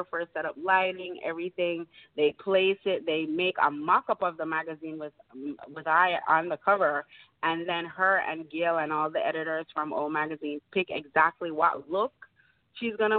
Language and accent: English; Montego Bay, Saint James, Jamaica; moved away; I am from Jamaica.